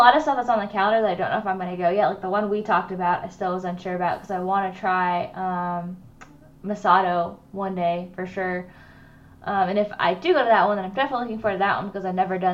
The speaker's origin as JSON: {"language": "English", "country": "United States", "said": "I'm from America"}